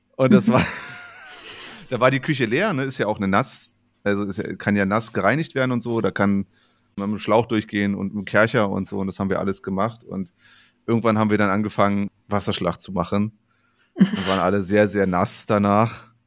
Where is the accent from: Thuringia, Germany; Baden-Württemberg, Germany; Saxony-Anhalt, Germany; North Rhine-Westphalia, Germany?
Saxony-Anhalt, Germany; northern; accent: Brandenburg-like (Icke); ich komme aus Sachsen-Anhalt, aus dem Norden, wo es schon so auch so ein Brandenburger, also dieses Icke und sowas alles durchaus auch gibt